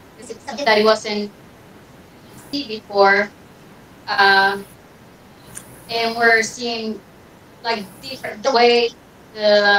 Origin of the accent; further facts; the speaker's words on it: Cyprus; I'm from Cyprus.